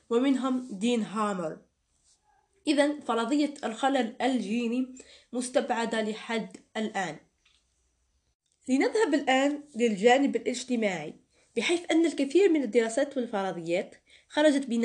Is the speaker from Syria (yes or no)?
no; Algeria; accent: Algerian; وهنا يجب أن أتكلم باللهجة الجزائرية لأنه توجد ملاحظة يجب أن أقولها